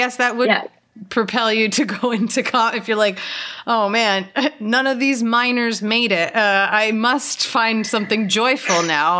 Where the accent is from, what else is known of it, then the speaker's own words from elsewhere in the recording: Philadelphia, Pennsylvania, United States; I'm from Philadelphia.